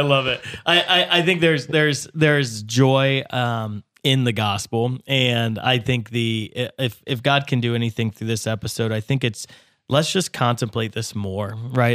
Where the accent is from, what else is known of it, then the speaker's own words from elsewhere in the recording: United States; as an American, uh, I live wealthier than any other person in the world